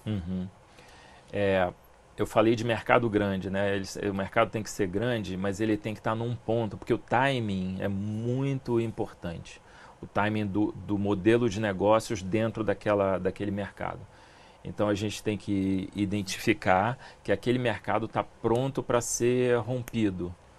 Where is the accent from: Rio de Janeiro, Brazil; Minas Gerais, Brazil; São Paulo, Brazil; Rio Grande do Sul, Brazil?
Rio de Janeiro, Brazil; eu morei a vida inteira em Ipanema